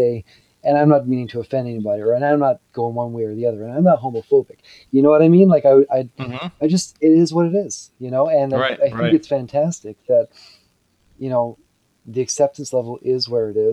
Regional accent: United Kingdom; now in Vancouver, Canada; I'm British originally

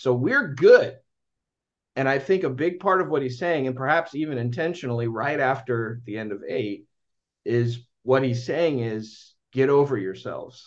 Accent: United States; I'm American

